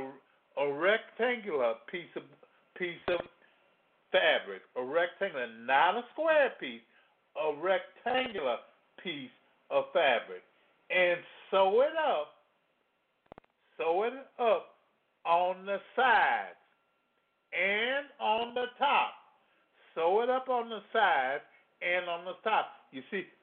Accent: Louisiana, United States; I come from Louisiana

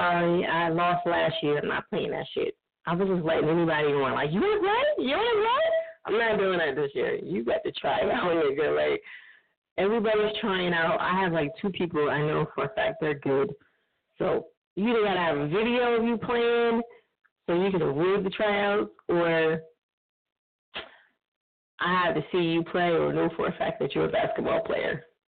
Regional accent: New Jersey, United States; For those who don't know, I'm from Jersey. So can't you tell by the lingo that I say?

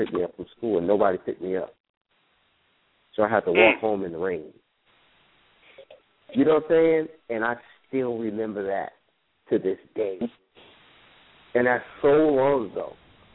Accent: New York City, New York, United States; growing up in New York

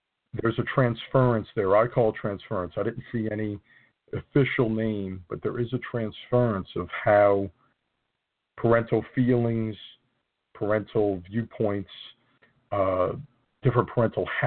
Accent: New Jersey, United States; mostly in the northern part of my home state

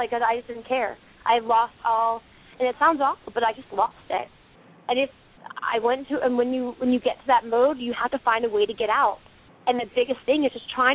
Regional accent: the South, United States; I'm from the South

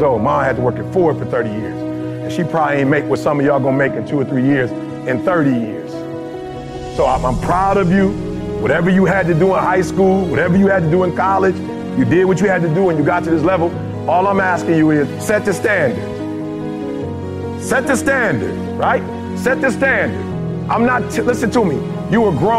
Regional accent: Detroit, Michigan, United States; also born or lived in Chicago; I'm from Chicago originally, grew up in Detroit

